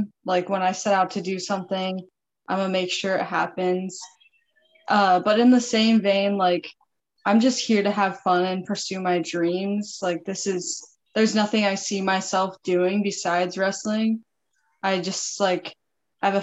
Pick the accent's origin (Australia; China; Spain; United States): United States; Northern California; moved away as an adult; I'm actually from California, NorCal